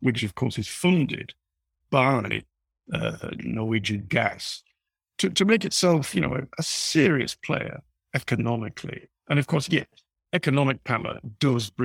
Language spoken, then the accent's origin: English; Leeds, Yorkshire and the Humber, United Kingdom; I was growing up in Leeds in the 1970s